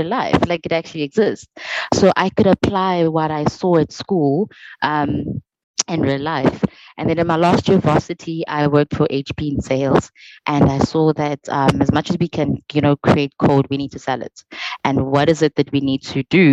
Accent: South Africa; moved away; I'm from the Vol, and I had to come to varsity

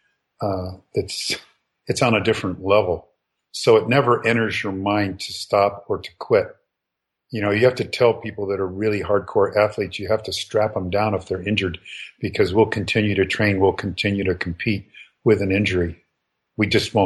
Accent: United States; I'm an American.

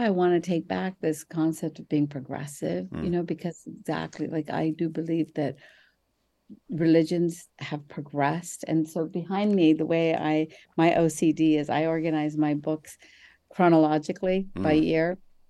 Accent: New Jersey, United States; It was a mosque that I grew up in New Jersey, that it was temporary, and we would have our Sunday schools.

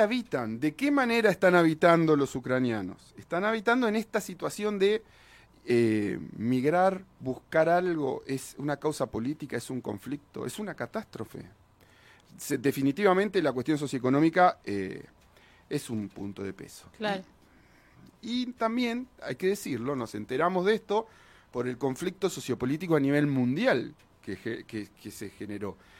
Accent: Argentina; como argentinos, nos costaría más ser parte del mundo

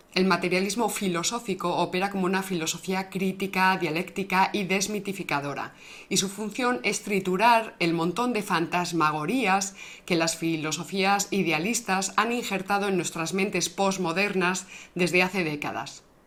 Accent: Spain; con esto yo me he ido, por, por medio mundo me he ido con esto. Y no me ha pasado nada, oye, español

